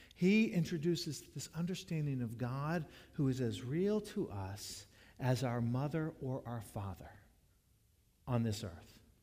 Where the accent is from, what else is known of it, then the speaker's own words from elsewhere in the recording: Jacksonville, United States; moved away; When I was growing up in Jacksonville, when dad served Main Street United Methodist Church from the years I was in the first grade to the seventh grade